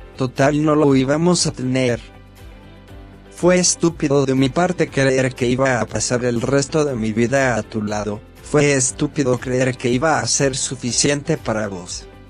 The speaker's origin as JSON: {"language": "Spanish", "town": "Dolores", "region": "Buenos Aires Province", "country": "Argentina", "said": "mi pueblo, Dolores"}